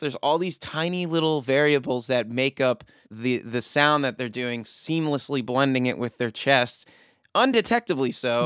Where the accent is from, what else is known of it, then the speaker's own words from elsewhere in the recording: Frederick, Maryland, United States; from my hometown of Frederick